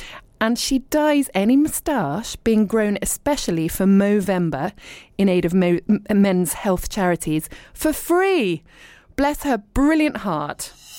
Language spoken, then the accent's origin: English; Bournemouth, South West England, United Kingdom; also born or lived in Richmond / London / abroad; now in East Sheen, United Kingdom; I was born in Richmond, but then I grew up in Bournemouth and I lived and worked in London for a bit, but then I lived abroad for ages. And I'm now back in the UK and I live in leafy East Sheen